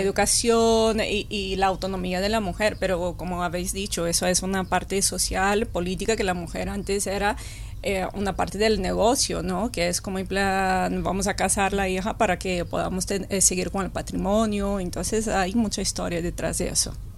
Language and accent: Spanish; Brazil; now in Spain; soy de Brasil